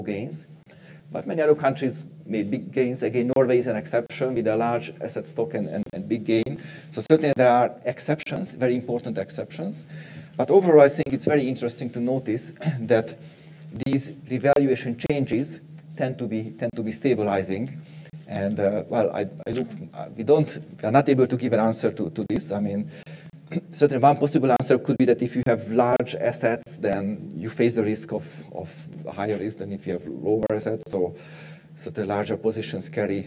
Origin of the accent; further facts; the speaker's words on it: Hungary; Hungary, my home country